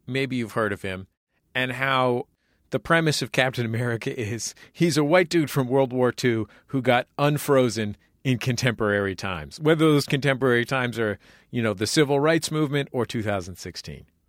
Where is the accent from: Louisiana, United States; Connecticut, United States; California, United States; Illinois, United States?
California, United States; San Francisco; the neighborhood, uh, that I grew up in in San Francisco, the mission